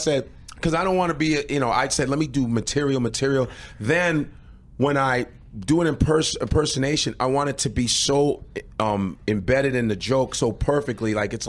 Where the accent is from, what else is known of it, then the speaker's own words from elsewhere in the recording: Chicago, Illinois, United States; moved away as an adult; also born or lived in New York; when I moved to New York from Chicago